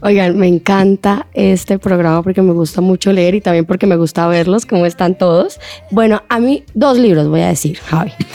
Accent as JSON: {"language": "Spanish", "country": "Colombia", "said": "lo que somos como colombianos"}